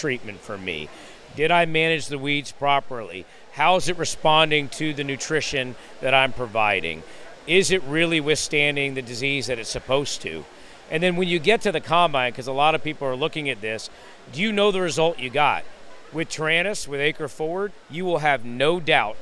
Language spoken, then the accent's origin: English; Howard County, Indiana, United States; I'm actually from Howard County.